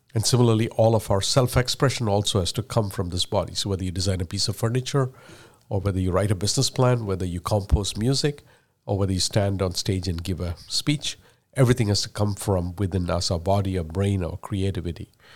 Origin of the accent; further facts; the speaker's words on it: India; first language Malayalam; English is a second language; moved away; I speak English as a third language. I was born and raised in India. I learned Malayalam and Tamil before I learned English.